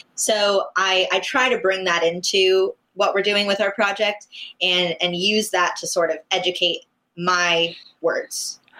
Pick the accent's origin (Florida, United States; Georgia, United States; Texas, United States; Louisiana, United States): Florida, United States; West Palm Beach; I'm from West Palm Beach